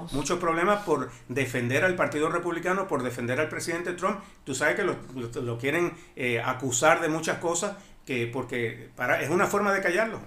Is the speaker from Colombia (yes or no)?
no; Cuba; also born or lived in Miami-Dade County; now in Miami, United States; tú y yo venimos del mismo lugar de Cuba